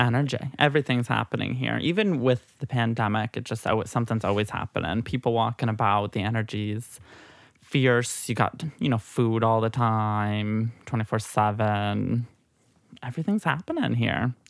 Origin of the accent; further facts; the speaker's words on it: Midwest, United States; also born or lived in New Hampshire; now in New York, United States; a little Midwest gal. I was born I was born in New Hampshire, though Southern New Hampshire, not far from Boston